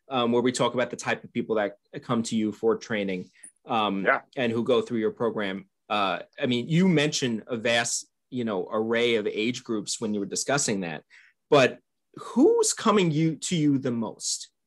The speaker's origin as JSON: {"language": "English", "town": "Albany", "region": "New York", "country": "United States", "tie": "born or raised there", "said": "I grew up in the Albany"}